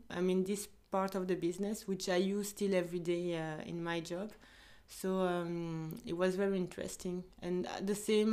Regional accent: Belgium; also born or lived in Ivory Coast; I am um, Belgian but from Ivory Coast. I was born in Belgium.

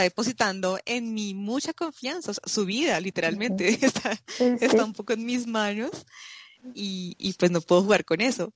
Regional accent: Fusagasugá, Cundinamarca, Colombia; moved away as an adult; also born or lived in Bogotá / France; soy colombiana, vengo de una ciudad pequeña que se llama Fusagasugá. Eh, allí pasé toda mi, toda mi infancia

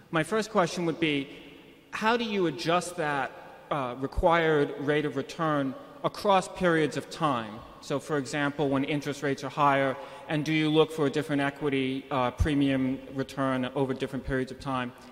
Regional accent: Arlington, Virginia, United States; Good afternoon. … from Arlington, Virginia.

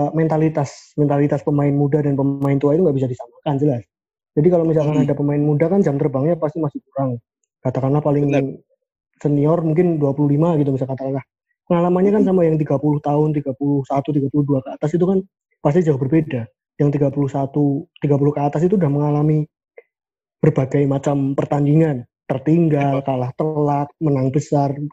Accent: Central Java, Indonesia; accent: Central Javanese; saya juga dari Skor Indonesia sama seperti Fahmi dan Torik. Saya juga medok juga medok Jawa Tengahan.

